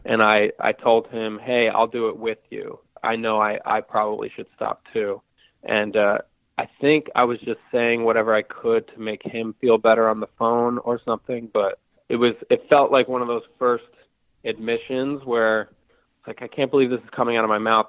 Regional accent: Hudson Valley, New York, United States; now in Brooklyn, New York, United States; I'm from the Hudson Valley of New York, which is about I think 75 or 80 miles north of New York City

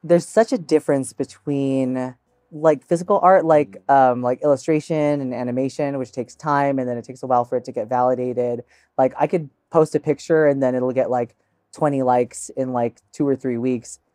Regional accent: United States; first language English; grew up here in the States

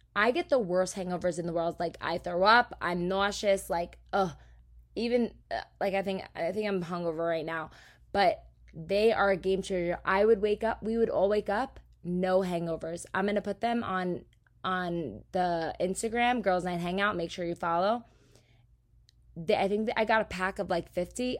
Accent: New Jersey, United States; that's just how we do in Jersey

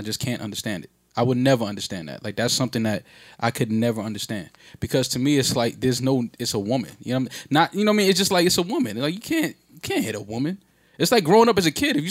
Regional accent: New York City, New York, United States; as a New Yorker

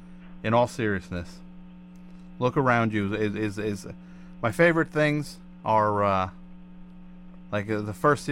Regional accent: United States; I'm American.

